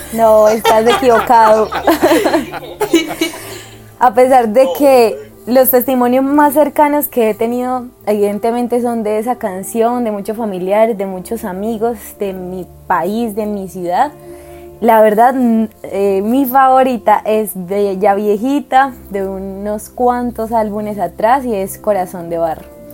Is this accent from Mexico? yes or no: no; Barranquilla, Atlántico, Colombia; soy de Barranquilla, una ciudad de Colombia muy alegre